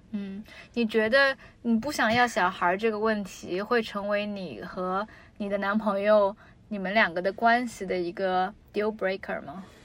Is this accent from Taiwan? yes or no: no; China; 就是他是美国人，我中国人